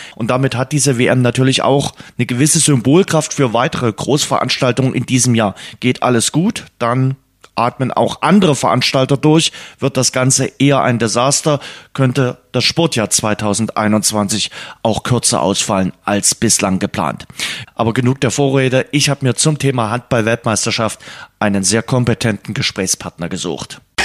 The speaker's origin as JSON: {"language": "German", "country": "Germany", "also_born_or_lived": "Dresden", "said": "bei uns in Deutschland"}